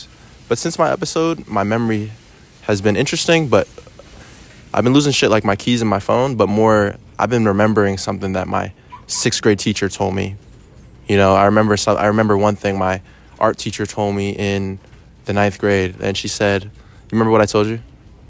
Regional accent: Rockville, Maryland, United States

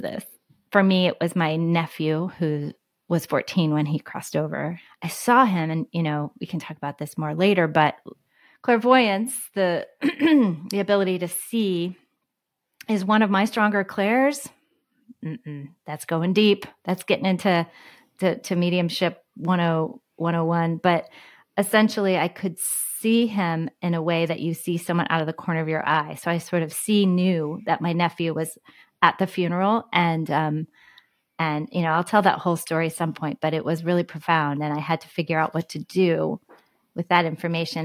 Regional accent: Houston, Texas, United States; the library where I grew up in Houston

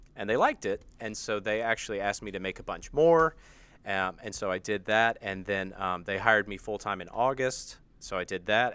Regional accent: United States; accent: American

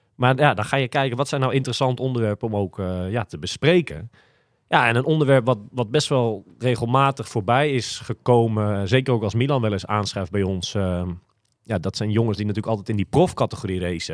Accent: Almere, Flevoland, Netherlands; ik kom uit Almere

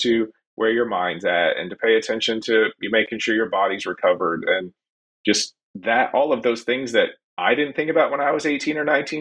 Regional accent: Bracebridge, Ontario, Canada; now in Tennessee, United States; I grew up at South Muskoka Curling and Golf Club in Bracebridge, Ontario, about 100 miles north of Toronto.

